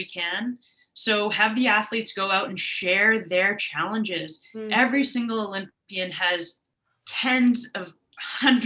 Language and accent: English; Toronto, Ontario, Canada; moved away as an adult; also born or lived in Vancouver; I was originally from Toronto